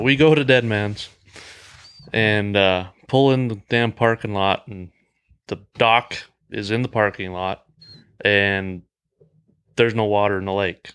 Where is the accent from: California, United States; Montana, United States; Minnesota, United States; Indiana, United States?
Montana, United States; Great Falls; I'm from Great Falls as well.